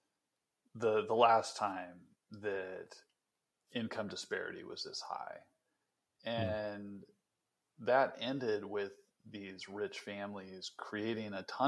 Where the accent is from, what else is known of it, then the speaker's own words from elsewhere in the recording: Western Nebraska, United States; I grew up in Western Nebraska, and this is like one of the poorest counties in America